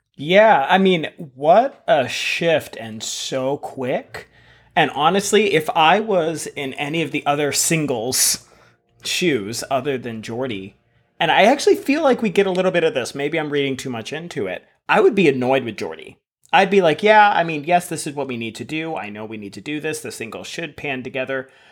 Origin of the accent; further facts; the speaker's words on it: United States; I'm American